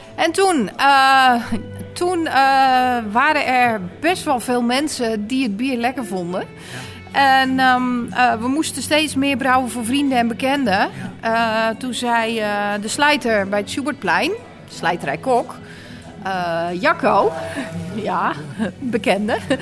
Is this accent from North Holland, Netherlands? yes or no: yes; Texel, North Holland, Netherlands; accent: Noord-Hollands; moved away as an adult; now in Apeldoorn, Netherlands; Ik kom van Tessel